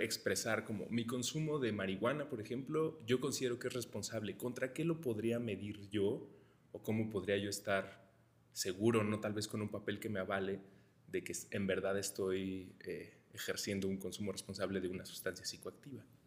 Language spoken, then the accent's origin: Spanish; Mexico; los mexicanos debemos sentir orgullo